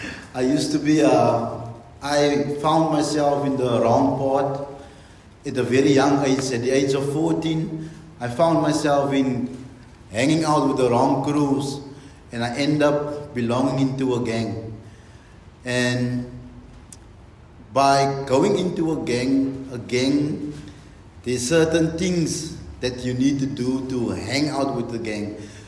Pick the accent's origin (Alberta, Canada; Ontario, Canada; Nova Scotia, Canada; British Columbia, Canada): Alberta, Canada; Bonnyville; I'm from Bonnyville. I attend the Beautiful Exchange Grace Church. I was born and bred in Bonnyville.